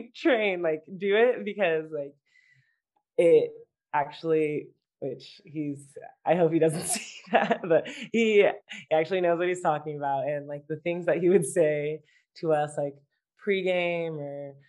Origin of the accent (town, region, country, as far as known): United States